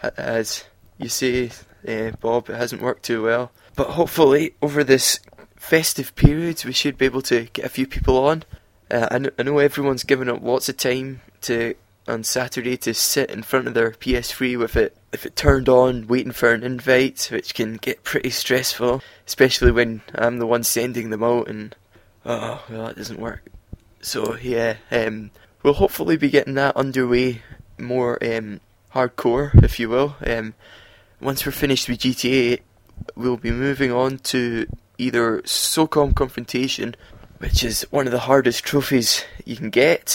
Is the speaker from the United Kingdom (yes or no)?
yes; Scotland, United Kingdom; I'm from Scotland, I live through in the East